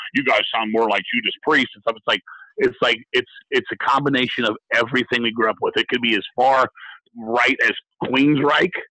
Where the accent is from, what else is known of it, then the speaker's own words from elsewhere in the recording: United States; I'm very American